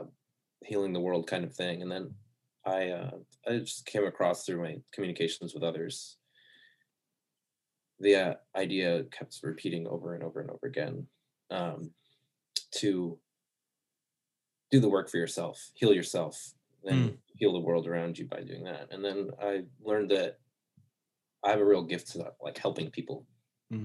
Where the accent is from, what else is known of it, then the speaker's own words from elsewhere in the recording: Connecticut, United States; moved away as an adult; also born or lived in Boulder, Colorado / Arizona; I grew up in Connecticut on the East Coast